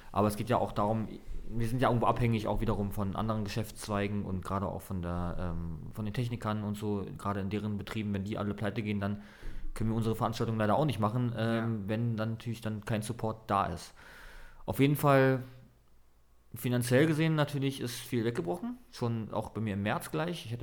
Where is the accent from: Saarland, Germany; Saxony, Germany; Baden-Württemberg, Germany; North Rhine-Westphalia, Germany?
Saxony, Germany; Dresden; born there; richtig, also ich bin tatsächlich auch gebürtiger Dresdner sogar.